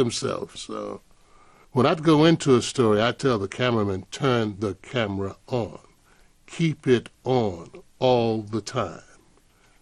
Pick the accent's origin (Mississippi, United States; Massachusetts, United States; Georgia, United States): Georgia, United States; Atlanta; I was shot at 2 times growing up in Atlanta. And I never thought I would end up living here.